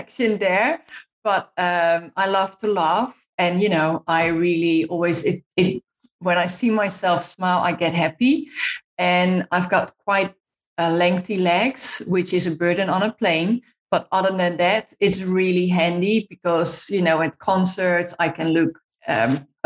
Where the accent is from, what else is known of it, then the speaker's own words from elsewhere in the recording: Netherlands; moved away; I'm Dutch, so I'm from the Netherlands